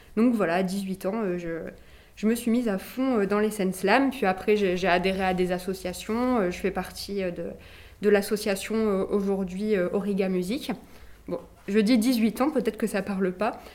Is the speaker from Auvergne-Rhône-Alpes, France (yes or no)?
no; Nice, Provence-Alpes-Côte d'Azur, France; je, suis d'ici, je suis née à Nice